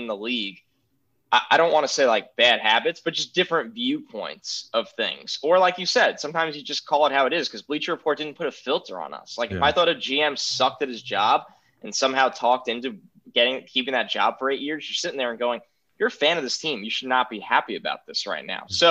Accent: New York, United States; I'm from New York

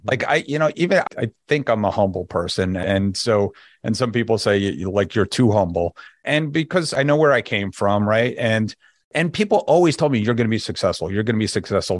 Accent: New Jersey, United States; moved away as an adult; also born or lived in Connecticut; now in Florida, United States; I'm from New Jersey, if you couldn't hear it in my voice yet

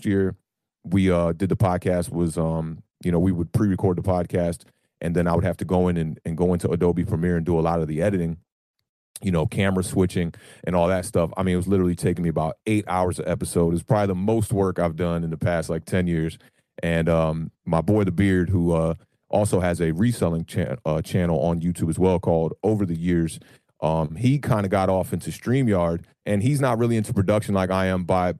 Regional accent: Silver Spring, Maryland, United States; I am a Giants fan who has lived in the DMV area my whole entire life. I was born in Silver Spring, Maryland

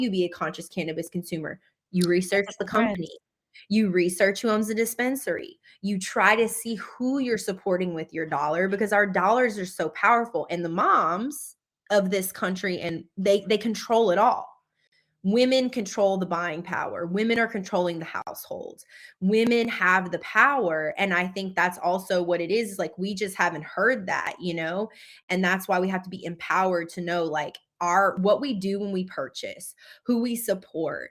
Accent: Louisiana, United States; moved away; growing up in Louisiana in a small town that was predominantly Black, being one of the only people that ever got out of the state in my entire family

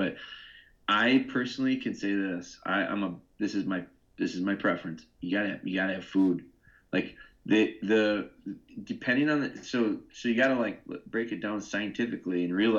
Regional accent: Midwest, United States; I'm from the Midwest

